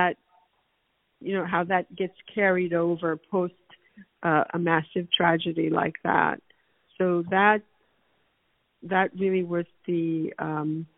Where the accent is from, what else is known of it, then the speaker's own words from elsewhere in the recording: Haiti; now in United States; I can only speak to the Haitian or Haitian American experience, which I've observed most closely